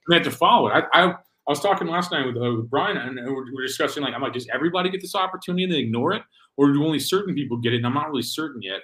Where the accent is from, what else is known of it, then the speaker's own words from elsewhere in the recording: Missouri, United States; I'm from Missouri, we have similar values probably